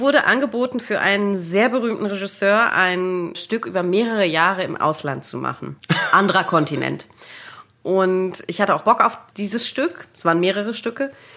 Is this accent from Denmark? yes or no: no; Munich, Bavaria, Germany; moved away; also born or lived in North Rhine-Westphalia; ich bin in München geboren